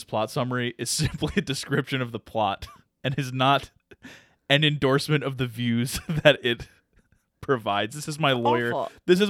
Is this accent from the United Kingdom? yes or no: no; Deep South, United States; I'm from the South. The Deep South.